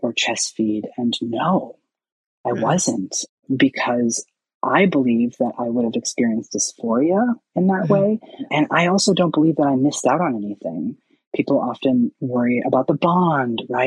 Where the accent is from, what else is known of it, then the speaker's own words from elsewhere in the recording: Seattle, Washington, United States; I am from Seattle and there's a lot more resources and access to care here.